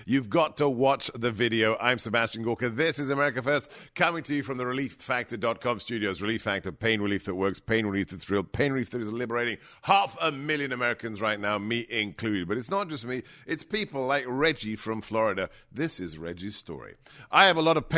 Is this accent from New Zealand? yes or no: no; England, United Kingdom; I grew up in England. I was caned.